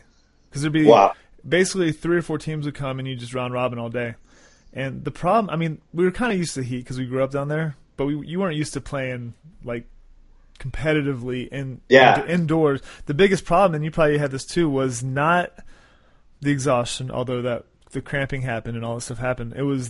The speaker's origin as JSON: {"language": "English", "town": "Cape Coral", "region": "Florida", "country": "United States", "tie": "born or raised there", "said": "I grew up in South Florida. Cape Coral, Fort Myers, which is like southwest."}